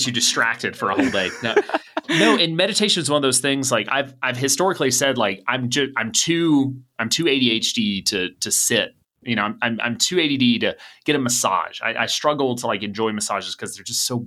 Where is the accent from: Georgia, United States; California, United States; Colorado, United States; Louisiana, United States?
Georgia, United States; Atlanta; I grew up in Atlanta